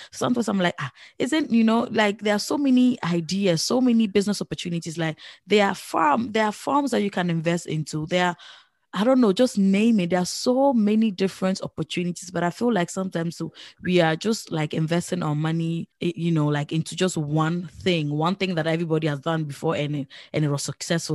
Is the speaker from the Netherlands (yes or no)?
yes; Netherlands; I grew up here in the Netherlands